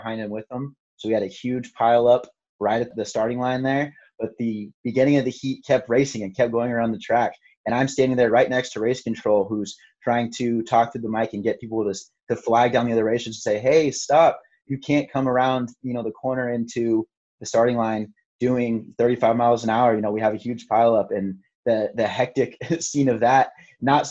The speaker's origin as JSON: {"language": "English", "town": "Santa Rosa", "region": "California", "country": "United States", "tie": "born or raised there", "said": "my hometown of Santa Rosa"}